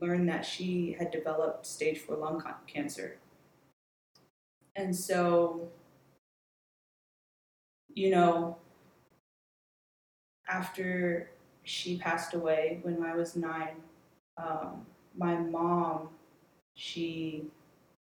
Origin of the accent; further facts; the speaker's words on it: Virginia, United States; I was born and raised in Virginia